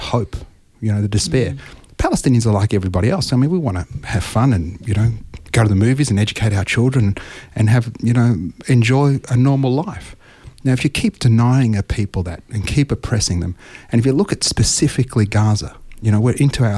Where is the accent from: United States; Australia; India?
Australia; I'm an Australian, I was born here, my children are born here